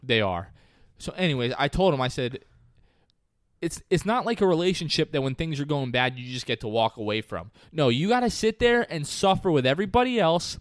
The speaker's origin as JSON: {"language": "English", "region": "New Jersey", "country": "United States", "said": "I'm from New Jersey"}